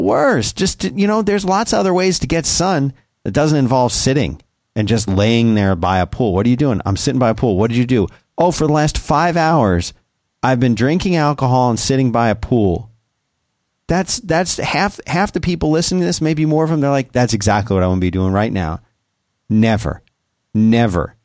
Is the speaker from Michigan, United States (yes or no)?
no; South Florida, United States; moved away; when I was a kid growing up in South Florida